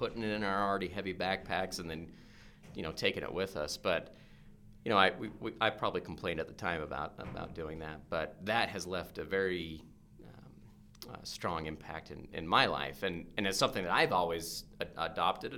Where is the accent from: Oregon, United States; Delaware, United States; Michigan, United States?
Oregon, United States; growing up in Oregon